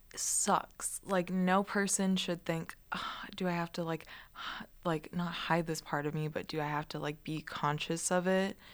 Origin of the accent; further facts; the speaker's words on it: Guam; moved away as an adult; I grew up on Guam and Island, that's very like, ethnically diverse